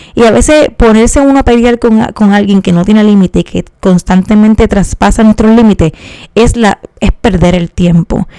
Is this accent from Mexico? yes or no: no; Puerto Rico; cómo somos los puertorriqueños